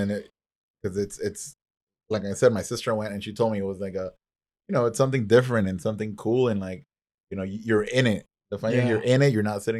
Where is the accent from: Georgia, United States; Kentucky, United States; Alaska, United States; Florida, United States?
Florida, United States; Miami; now in New York, United States; I was born and raised here, but fuck Miami, and now I'm from New York.